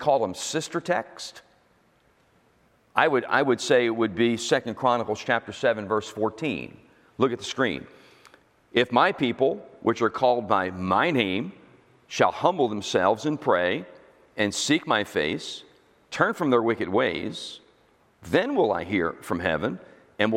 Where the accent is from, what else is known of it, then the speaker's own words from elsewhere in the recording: United States; I'm an American